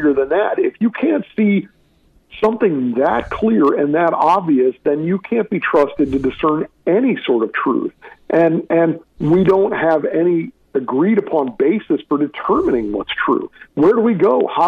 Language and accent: English; St. Louis, Missouri, United States; my hometown of St. Louis